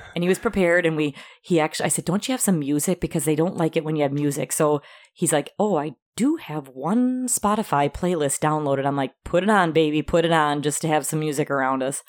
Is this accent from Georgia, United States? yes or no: no; Wisconsin, United States; we're from Wisconsin